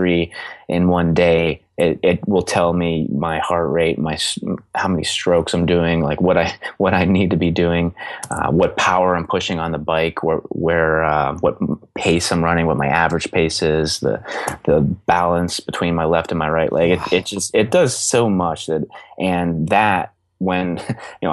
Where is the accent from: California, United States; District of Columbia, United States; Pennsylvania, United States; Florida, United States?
Pennsylvania, United States; Belle Vernon; moved away; my hometown, Belvern in Pennsylvania